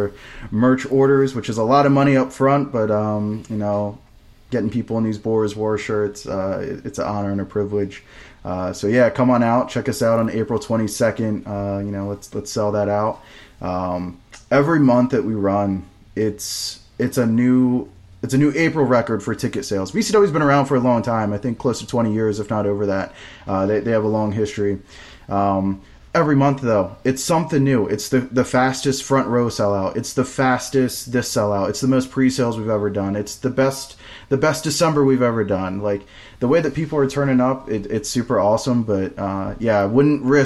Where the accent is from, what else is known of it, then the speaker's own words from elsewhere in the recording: Virginia, United States; VCW, which is my hometown promotion growing up